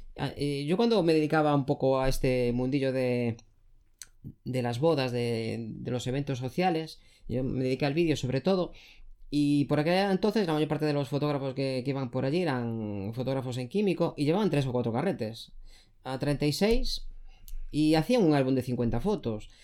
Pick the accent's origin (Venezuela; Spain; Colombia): Spain; Galicia; yo soy gallego, en nuestra comunidad autónoma